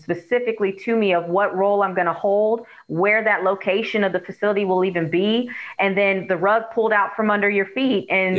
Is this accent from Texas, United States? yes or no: no; Oakland, California, United States; now in Florida, United States; Like when we moved here to Florida, I'm actually originally from Oakland, Oakland, California.